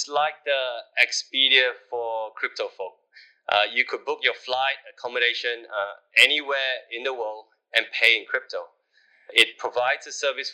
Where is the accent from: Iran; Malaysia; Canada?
Malaysia; As a Malaysian